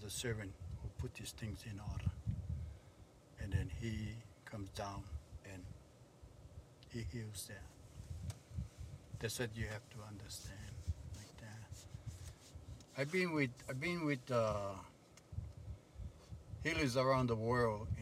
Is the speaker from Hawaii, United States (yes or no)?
yes; Hawaii, United States; I come from Hawaii